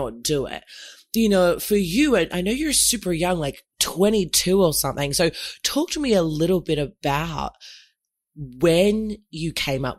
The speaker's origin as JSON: {"language": "English", "country": "Australia", "tie": "born or raised there", "said": "I'm half Nigerian and obviously born and raised in Oz"}